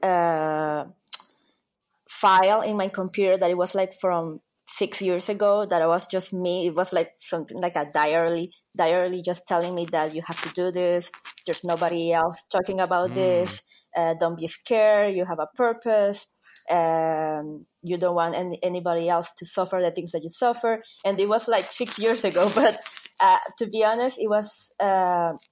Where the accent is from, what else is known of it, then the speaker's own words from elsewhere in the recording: Nicaragua; moved away as an adult; now in Argentina; I'm from Nicaragua in Central America